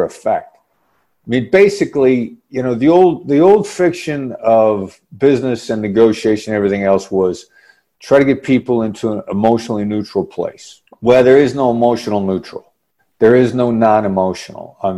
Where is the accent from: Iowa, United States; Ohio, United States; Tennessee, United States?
Iowa, United States; I grew up in Iowa